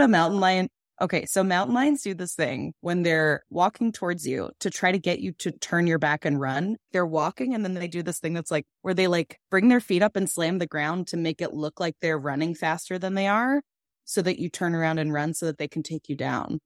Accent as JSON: {"language": "English", "town": "Massapequa", "region": "New York", "country": "United States", "said": "I'm from Long Island"}